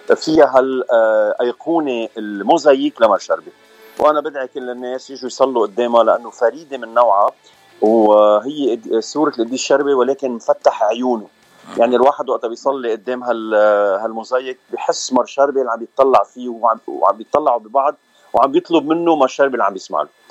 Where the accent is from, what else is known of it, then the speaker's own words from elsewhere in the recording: Bikfaya, Mount Lebanon, Lebanon; moved away as an adult; now in North Hollywood, United States; أنا من لبنان من بكفية منطقة بكفية